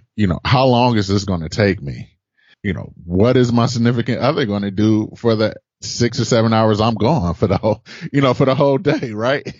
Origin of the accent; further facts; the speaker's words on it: Detroit, Michigan, United States; also born or lived in Boston area / San Francisco area; now in San Francisco, United States; I'm originally from Detroit.